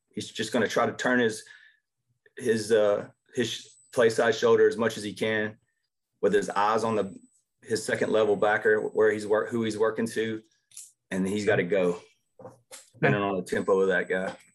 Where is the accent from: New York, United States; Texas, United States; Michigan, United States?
Texas, United States; Jasper; also born or lived in Arkansas; I grew up in Jasper, which is north of here, probably about an hour